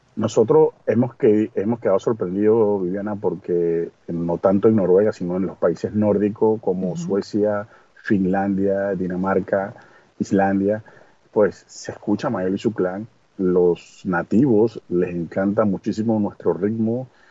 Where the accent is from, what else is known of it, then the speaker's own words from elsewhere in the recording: Venezuela; also born or lived in Villavicencio, Colombia; now in Oslo, Norway; yo soy venezolano